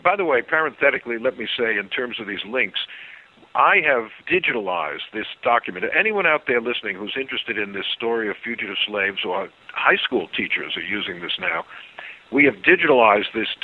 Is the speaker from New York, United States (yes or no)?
yes; New York, United States; I'm a New Yorker. I've been one all my life